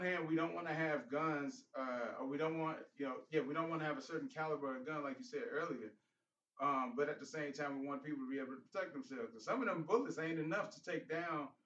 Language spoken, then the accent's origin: English; Chicago, Illinois, United States; moved away; I'm from Chicago.